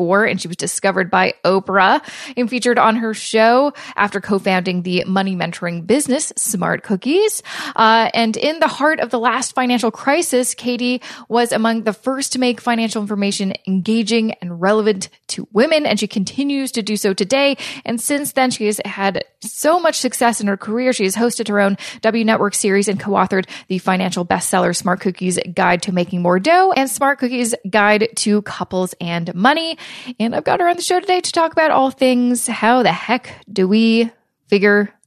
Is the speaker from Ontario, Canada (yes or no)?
no; Vancouver, British Columbia, Canada; moved away; grew up and born and raised in Vancouver, BC